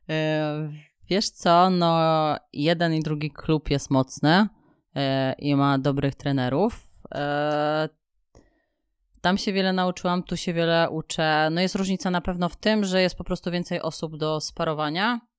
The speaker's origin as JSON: {"language": "Polish", "town": "Kielce", "region": "Świętokrzyskie Voivodeship", "country": "Poland", "tie": "born or raised there", "said": "E, wiesz co, w ostatnich latach Kielce naprawdę bardzo się rozwijają. E, ja tam, mi się tam bardzo dobrze mieszkało."}